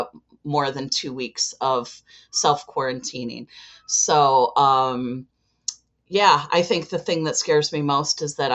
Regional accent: Chicago, Illinois, United States; and I am from Chicago, Illinois.

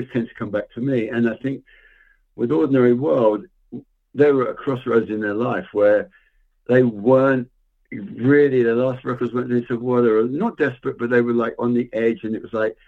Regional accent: England, United Kingdom; I grew up in England

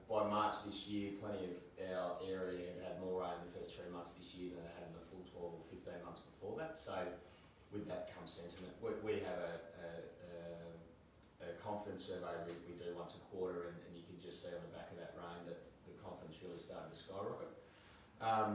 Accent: Australia; also born or lived in Sydney; I grew up in Cookal

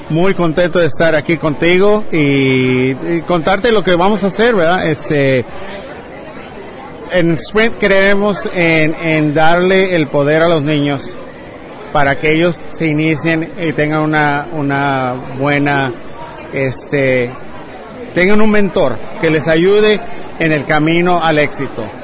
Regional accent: Mexico; como los latinos somos, no estamos aquí para pedir limosna, estamos aquí para trabajar, a echarle, a echarle ganas, como decimos en mi México.

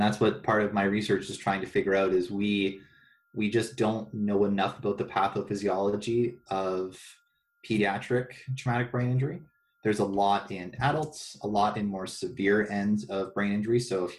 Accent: Ontario, Canada; No, I'm from Ontario.

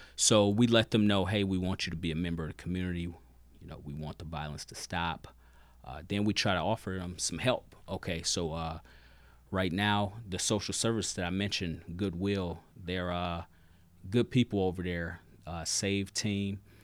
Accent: Michigan City, Indiana, United States; moved away as an adult; now in South Bend, United States; I'm originally from Michigan City

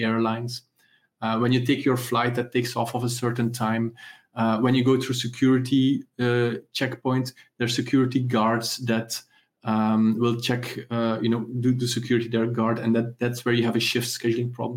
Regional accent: Ghent, Flanders, Belgium; I come from Ghent, from Belgium

